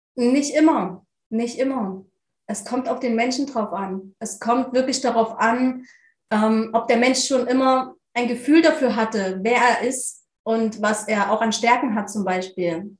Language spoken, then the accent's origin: German; near Leipzig, Saxony, Germany; Ich komme aus der Nähe von Leipzig in Deutschland